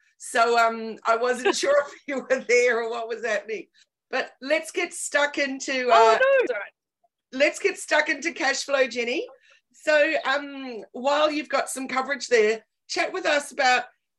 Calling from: Bangalow, New South Wales, Australia; I'm zooming in from Bangalore today on the north coast of New South Wales

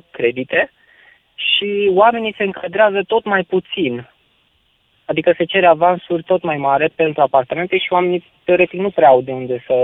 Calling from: Bucharest, Romania; sunt din București.

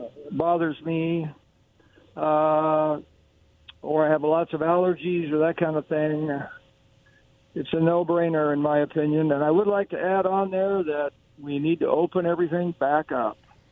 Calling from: Kennewick, Washington, United States; This is … calling in from Kennewick.

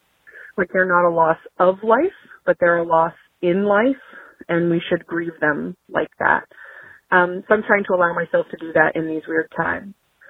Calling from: Vermont, United States; I am calling from Vermont.

